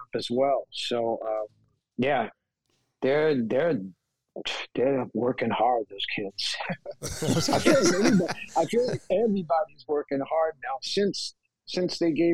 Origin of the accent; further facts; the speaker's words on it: New York, United States; growing up in New York